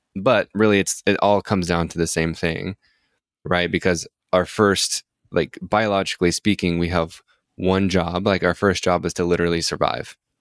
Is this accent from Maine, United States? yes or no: no; Utah, United States; I grew up in a religious household, so I'm from Utah, so I grew up Mormon